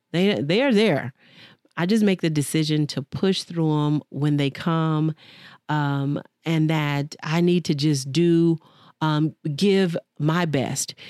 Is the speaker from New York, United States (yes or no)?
no; Dallas, Texas, United States; moved away; Dallas, Texas is my home, born and raised